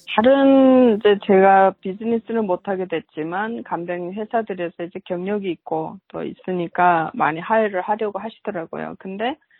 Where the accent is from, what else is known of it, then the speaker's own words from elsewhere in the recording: North Korea; also born or lived in China; now in Georgia, United States; 북한 사람이어서